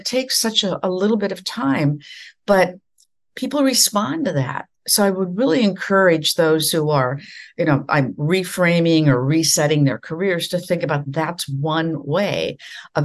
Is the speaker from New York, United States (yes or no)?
no; near Sioux Falls, South Dakota, United States; moved away as an adult; also born or lived in Iowa; my very first job, which was in Sioux Falls, South Dakota, very close to my hometown